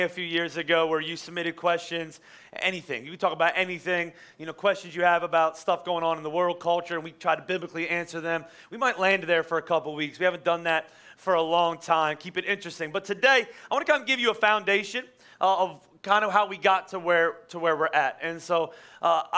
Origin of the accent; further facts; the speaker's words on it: Boyertown, Pennsylvania, United States; I was from Boyertown.